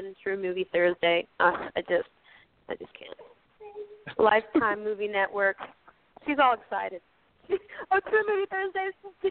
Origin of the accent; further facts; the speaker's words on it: Georgia, United States; I'm from the South